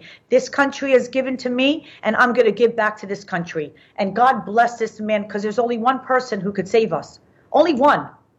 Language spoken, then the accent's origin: English; Cherry Hill, New Jersey, United States; also born or lived in Israel; I was born in Israel during the Six-Day War, and I grew up in Cherry Hill, New Jersey.